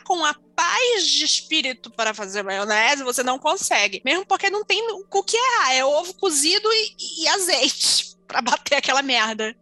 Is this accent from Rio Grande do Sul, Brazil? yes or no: no; Manaus, Amazonas, Brazil; Região norte, eu sou de Manaus.